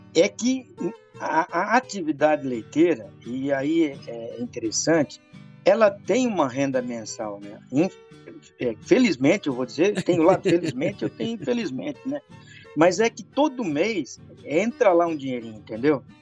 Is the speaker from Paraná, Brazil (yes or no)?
yes; Rondon, Paraná, Brazil; moved away; also born or lived in Curitiba; eu venho lá do norte do Paraná, eu venho de uma cidadezinha chamada Rondon